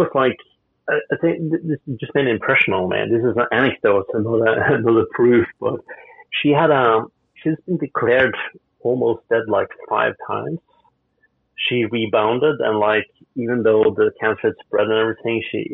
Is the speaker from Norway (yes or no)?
yes; Bodø, Nordland, Norway; My hometown of Bulda is called the city in the wind. And, it's in the same latitude as Lofoten. It's just on the mainland